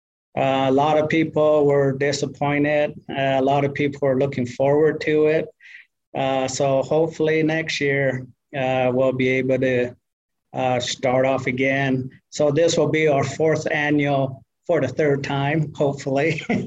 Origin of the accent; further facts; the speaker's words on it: New Mexico, United States; also born or lived in Arizona; I'm from the Tewa side. Half of me is Tewa and the other half is Dene. So from New Mexico and Arizona.